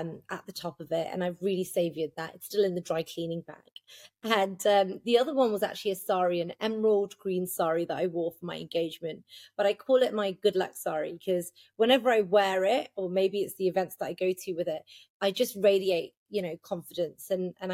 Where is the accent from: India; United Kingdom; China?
United Kingdom; I'm born and raised in Britain